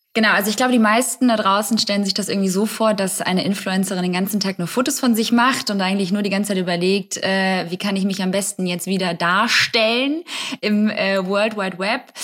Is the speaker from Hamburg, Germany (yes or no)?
yes; Hamburg, Germany; Also ich komme auch aus Hamburg.